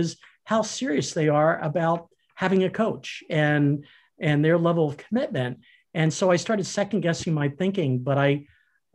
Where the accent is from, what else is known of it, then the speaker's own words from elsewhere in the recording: Philadelphia, Pennsylvania, United States; when I was growing up in Philadelphia